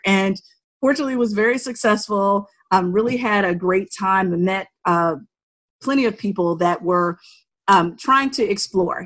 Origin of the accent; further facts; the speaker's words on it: Altavista, Virginia, United States; moved away as an adult; also born or lived in Shenandoah Valley, Virginia; I was born and raised in Southern Virginia, right outside of Lynchburg, Virginia, in this small town called Alta Vista